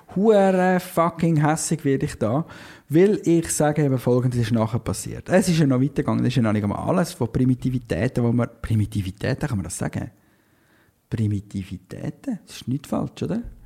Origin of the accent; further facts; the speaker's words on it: Switzerland; accent: Swiss German; wir dann zwischendurch wirklich wieder mal Schweizerdeutsch reden